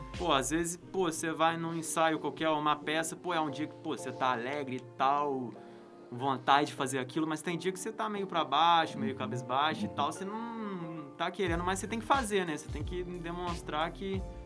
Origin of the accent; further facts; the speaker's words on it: Resende, Rio de Janeiro, Brazil; Eu sou de Resende